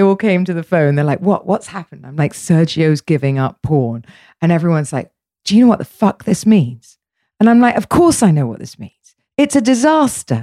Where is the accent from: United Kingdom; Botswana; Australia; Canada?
United Kingdom; England; I'm English, so I was brought up in a way for us, sex was always dirty